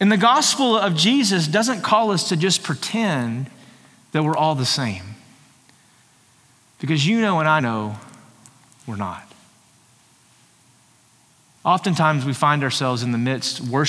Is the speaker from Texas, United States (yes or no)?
yes; Texas, United States; I'm more proud to be a Texan than I am anything else